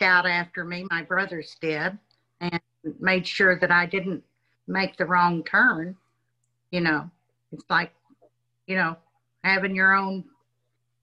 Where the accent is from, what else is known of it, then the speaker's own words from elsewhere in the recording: Kingfisher County, Oklahoma, United States; I was born in Kingfisher County, Oklahoma.